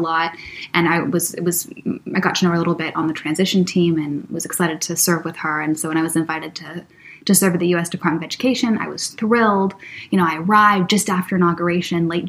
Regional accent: Vancouver, British Columbia, Canada; also born or lived in Los Angeles, United States / London, United Kingdom; I'm from Los Angeles originally, raised in Vancouver, Canada.

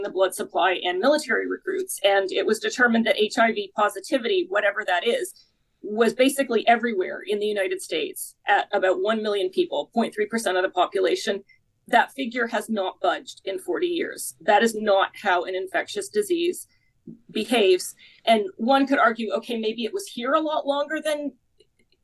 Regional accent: Canada; I'm Canadian myself

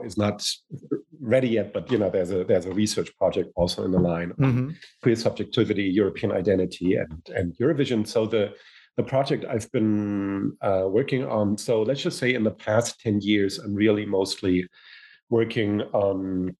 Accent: Hamburg, Germany; English is a second language; also born or lived in United States; I come from Germany, born in Hamburg, but I've spent my adult life pretty much half in the United States, half in Germany.

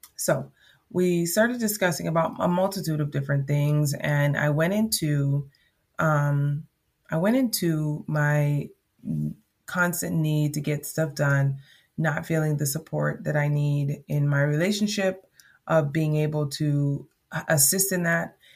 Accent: Jamaica; accent: Jamaican; my Jamaican accent

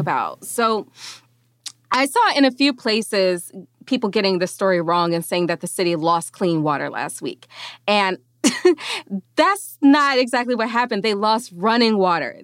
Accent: Mississippi, United States; moved away; I am from a town that has been under a boil water notice since I was a small child.

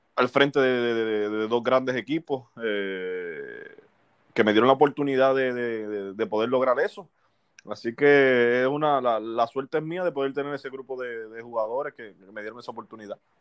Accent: Aguadilla, Puerto Rico; yo soy de Aguadilla natural

